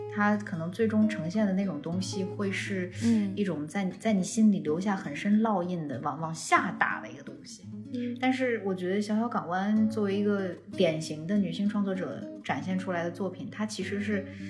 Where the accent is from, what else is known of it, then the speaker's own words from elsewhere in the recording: Xi'an, Shaanxi, China; 我是西安人